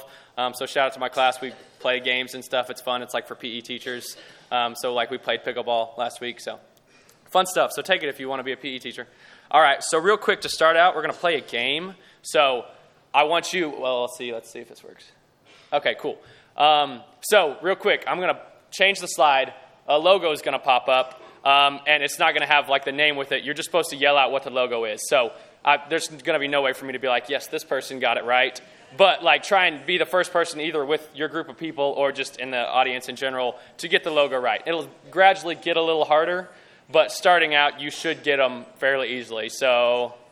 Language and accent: English; Lubbock, Texas, United States; I grew up here in Lubbock, lived here all my life.